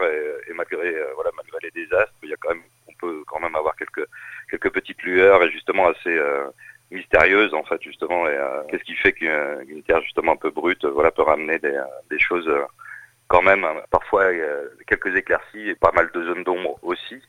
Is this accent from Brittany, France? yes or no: yes; Saint-Brieuc, Brittany, France; also born or lived in Rennes; je, ne suis pas né en Bretagne, mais j'ai grandi en Bretagne, à Saint-Brieuc